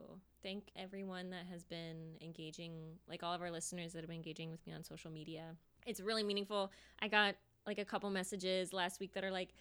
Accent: United States; accent: American; my American accent

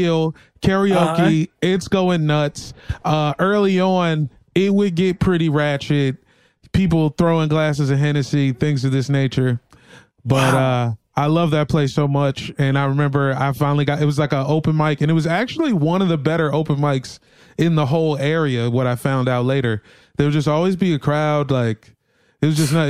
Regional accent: Northern Virginia, United States; also born or lived in Arlington, Virginia / Woodbridge, Virginia / Washington, District of Columbia, United States; I'm from Northern Virginia

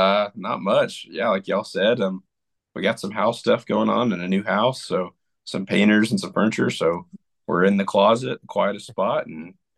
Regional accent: Fort Worth, Texas, United States; Like, I grew up in Fort Worth

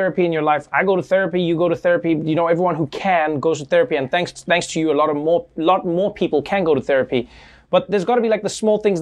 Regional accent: South Africa; I grew up in South Africa

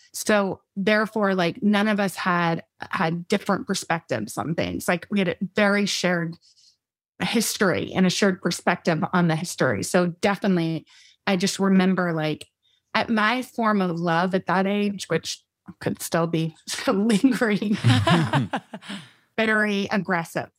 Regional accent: Texas, United States; also born or lived in Midland, Texas / Austin, Texas; We were born in West Texas

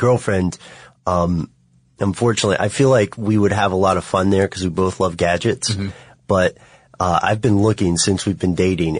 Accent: Nashville, Tennessee, United States; my family comes from East Tennessee, and I was born in Nashville.

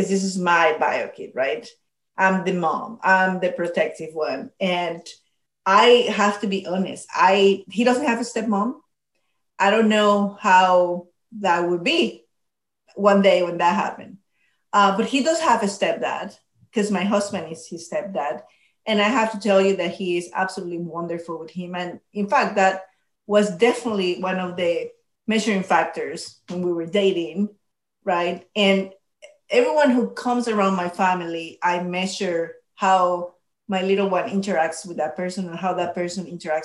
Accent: Panama; moved away; I grew up in Panama

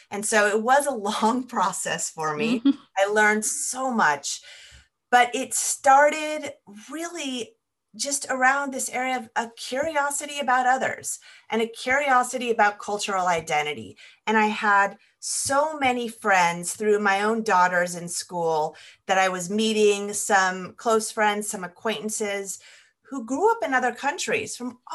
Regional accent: California, United States; moved away as an adult; I grew up in California and now I've ended up back in California

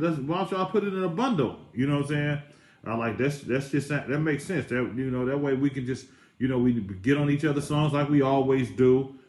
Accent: the Bay Area, California, United States; I'm from the Bay

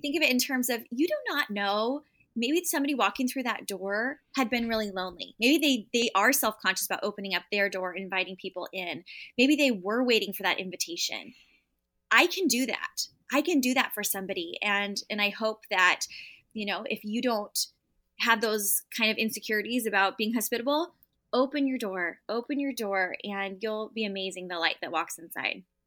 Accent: San Diego, California, United States; born or raised there; moved away as an adult

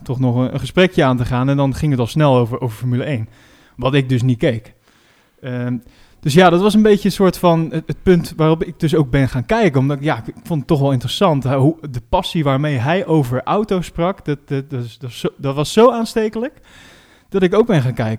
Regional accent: Netherlands; als Nederlanders

